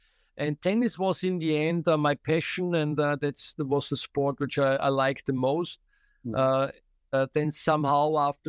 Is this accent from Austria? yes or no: yes; Austria; from Austria